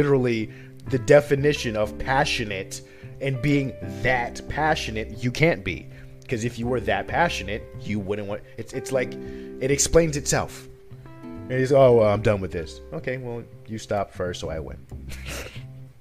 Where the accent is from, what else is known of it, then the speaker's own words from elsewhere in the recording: Paterson, New Jersey, United States; I still grew up in Patterson